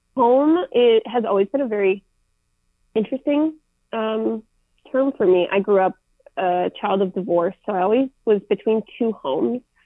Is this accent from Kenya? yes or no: no; Minneapolis, Minnesota, United States; I didn't choose to grow up in the Twin Cities in Minnesota.